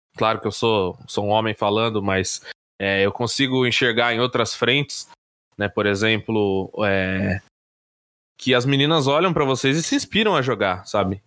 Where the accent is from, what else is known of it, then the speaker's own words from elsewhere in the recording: Brazil; como brasileiros